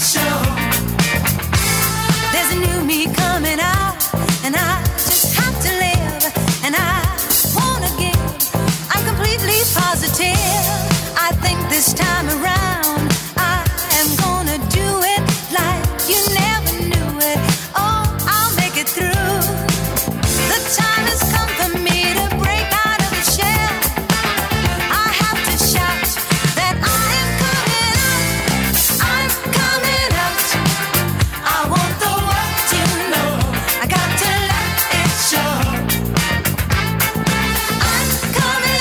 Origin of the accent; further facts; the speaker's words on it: Bruges, Flanders, Belgium; Since I come from Belgium, I have known mass tourism for my whole life because I live in Bruges